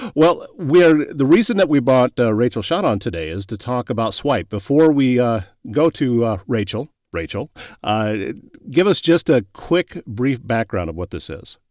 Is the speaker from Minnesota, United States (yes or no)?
no; Pocahontas County, northwest Iowa, United States; I grew up in Pocahontas County and up in northwest Iowa.